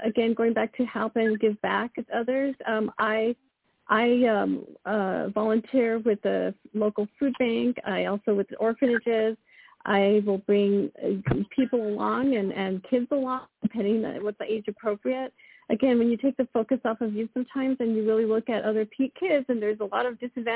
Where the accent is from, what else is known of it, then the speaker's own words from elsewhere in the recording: Texas, United States; my sisters and I, growing up in Texas